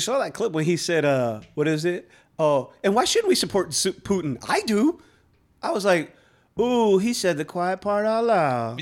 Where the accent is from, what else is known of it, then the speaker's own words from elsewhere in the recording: New York City, New York, United States; I was born and raised in New York